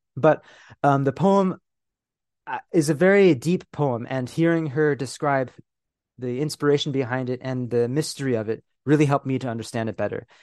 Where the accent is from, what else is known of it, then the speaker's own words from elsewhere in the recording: California, United States; moved away as an adult; also born or lived in Philippines; now in United Kingdom; I was born, y, you know, in, in, um, the Philippines. I grew up in California. I'm now living in the United Kingdom.